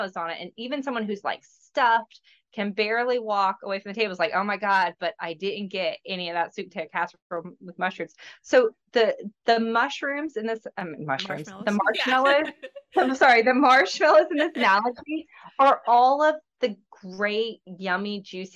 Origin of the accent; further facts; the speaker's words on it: Georgia, United States; now in Florida, United States; I'm originally from Georgia. I live in Florida now